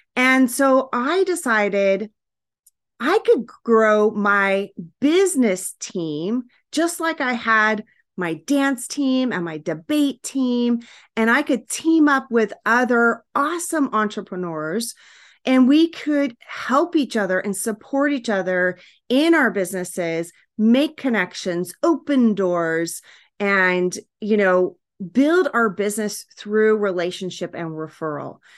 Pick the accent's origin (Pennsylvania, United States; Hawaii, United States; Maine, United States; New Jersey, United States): Hawaii, United States; moved away; also born or lived in California; we lived in Hawaii